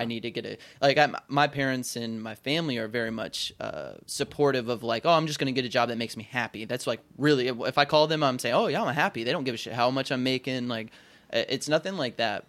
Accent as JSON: {"language": "English", "region": "the South", "country": "United States", "tie": "born or raised there", "said": "I was raised in the South, which is a huge honor code state"}